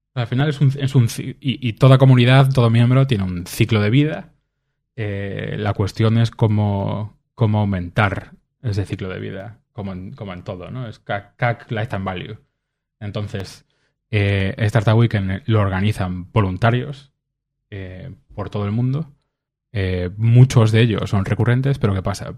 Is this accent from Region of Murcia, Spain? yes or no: no; Vigo, Galicia, Spain; yo soy de Vigo